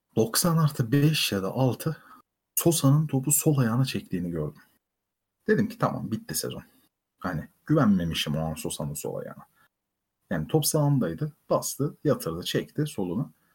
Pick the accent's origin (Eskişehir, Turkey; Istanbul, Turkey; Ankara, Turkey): Ankara, Turkey; moved away as an adult; also born or lived in Antalya; dolma bir Ankara'lıyım